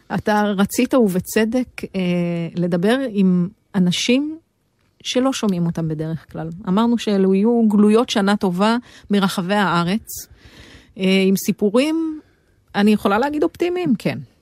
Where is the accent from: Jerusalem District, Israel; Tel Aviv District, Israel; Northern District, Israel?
Northern District, Israel; Jezreel Valley; moved away; אני מעמק יזרעאל